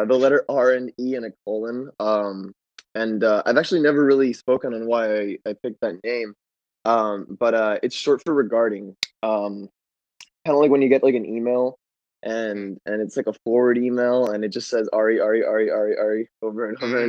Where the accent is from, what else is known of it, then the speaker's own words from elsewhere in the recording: San Diego, California, United States; now in Los Angeles, United States; I am from San Diego